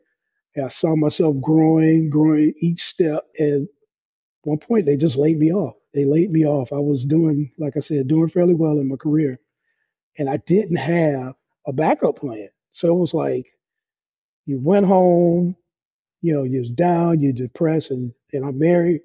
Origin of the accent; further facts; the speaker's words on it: Detroit, Michigan, United States; I am from Detroit, Michigan, here in the United States. Grew up on the west side of Detroit, just raised